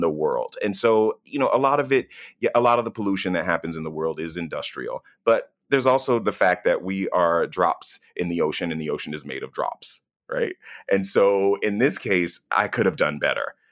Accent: United States; I'm from the United States of America

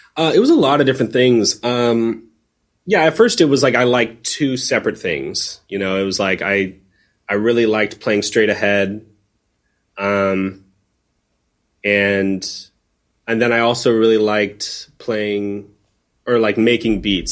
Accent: San Diego, California, United States; growing up in San Diego, when I was like in high school

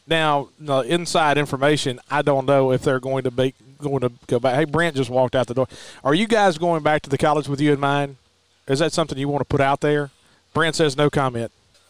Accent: Neshoba County area, Mississippi, United States; moved away as an adult; now in Starkville, United States; growing up in Nanawaya and then going to East Central

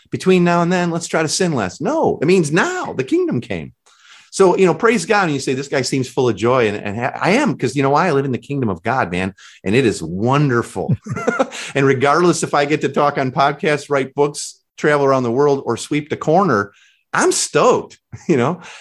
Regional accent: Chicago, Illinois, United States; I'm from Chicago

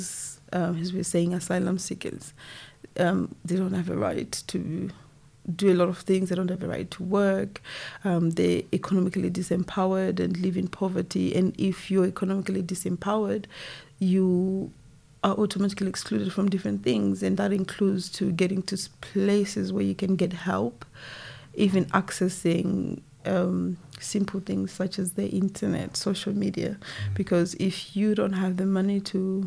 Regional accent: Zimbabwe; moved away as an adult; now in United Kingdom; I was born in Zimbabwe, back home, and also coming to the UK

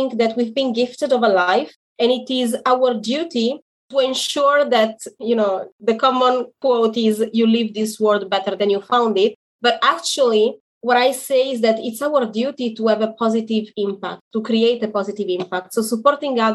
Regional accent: Italy; now in Israel; I am in Israel, but I am originally from Italy.

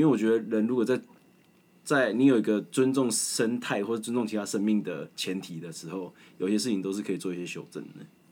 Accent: Taiwan; 真的是为身为台湾人骄傲

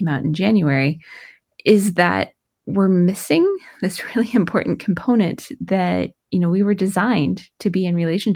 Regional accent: Vermont, United States; moved away; I grew up in Vermont, which is actually where I'm recording this because I'm here helping my mom recover

